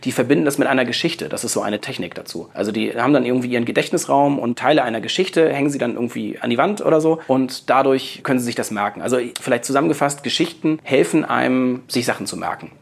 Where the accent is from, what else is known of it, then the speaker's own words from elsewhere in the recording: Hamburg, Germany; Ich komme aus Hamburg